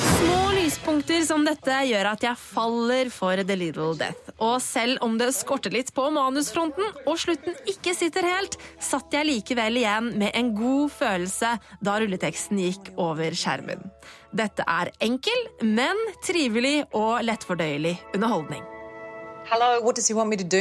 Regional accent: Bærum, Akershus, Norway; Eh, jeg kommer fra, fra Bærum

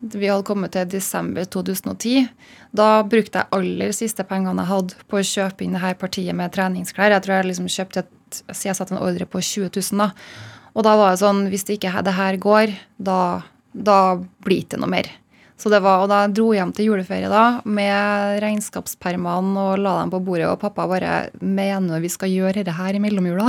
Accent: Malvik, Trøndelag, Norway; naboen min i Malvik, der jeg kommer fra

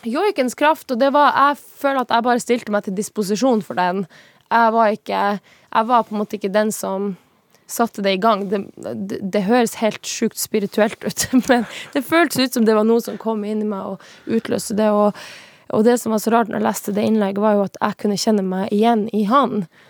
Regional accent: Tana, Finnmark, Norway; moved away as an adult; now in Oslo, Norway; jeg er fra Tana

